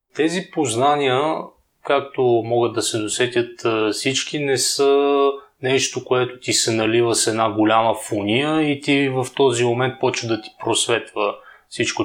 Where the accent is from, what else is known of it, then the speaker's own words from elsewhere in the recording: Bulgaria; also born or lived in Zagreb, Croatia; съм българин